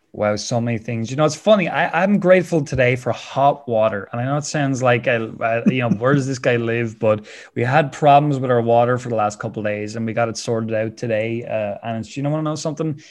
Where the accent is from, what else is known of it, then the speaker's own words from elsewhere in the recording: Wexford, Leinster, Ireland; I love being Irish. I love living here in Wexford